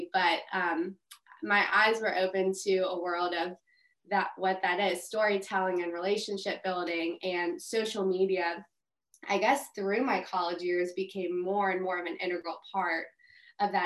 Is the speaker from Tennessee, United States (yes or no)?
yes; Memphis, Tennessee, United States; also born or lived in Austin, Texas; Born and raised in Memphis.